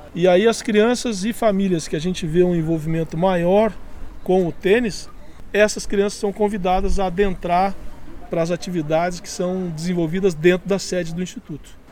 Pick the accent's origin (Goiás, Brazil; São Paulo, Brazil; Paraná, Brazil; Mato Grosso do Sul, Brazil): Paraná, Brazil; Jacarezinho; now in Curitiba, Brazil; Jacarezinho por ser minha terra natal e eu tenho um compromisso histórico com essa cidade